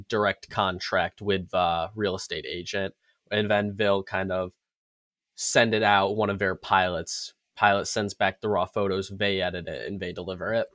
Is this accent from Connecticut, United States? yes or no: yes; Connecticut, United States; I'm from Connecticut